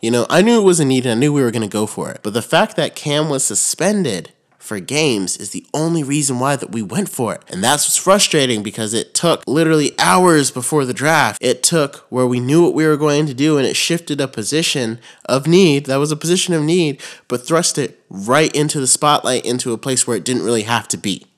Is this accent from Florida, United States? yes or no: yes; DeBary, Florida, United States; moved away as an adult; also born or lived in Daytona Beach, Florida / Ormond Beach, Florida; now in Charlotte, United States; I was raised in DeBerry